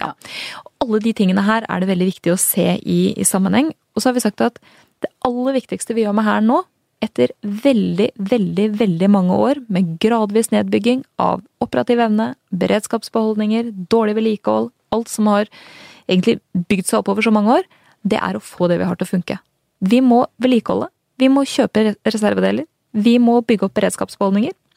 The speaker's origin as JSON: {"language": "Norwegian", "town": "Strømmen", "region": "Akershus", "country": "Norway", "tie": "born or raised there", "said": "jeg er jo født og oppvokst på Strømmen"}